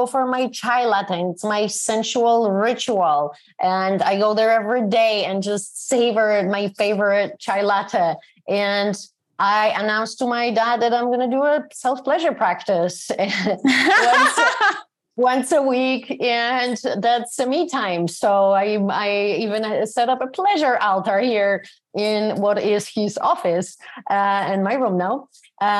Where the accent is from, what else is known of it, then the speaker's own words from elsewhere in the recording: Poland; moved away; my hometown. I moved out of here more than 30 years ago. It's a town in Poland